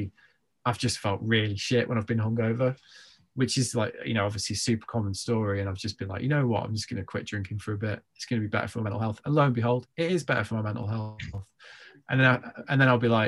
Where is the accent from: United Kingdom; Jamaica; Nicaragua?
United Kingdom; I'm British.